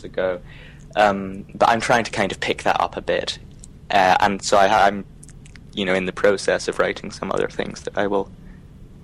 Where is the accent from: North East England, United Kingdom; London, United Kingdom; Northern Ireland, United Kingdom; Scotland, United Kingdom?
Scotland, United Kingdom; if I had to identify my nationality, I'd probably say Scottish